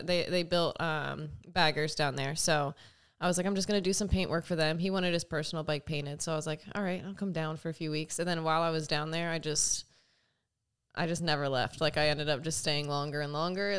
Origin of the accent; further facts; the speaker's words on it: Pennsylvania, United States; moved away as an adult; also born or lived in Austin, Texas; now in California, United States; I'm born and raised in Pennsylvania. Um, I was there for the first twenty-three years of my life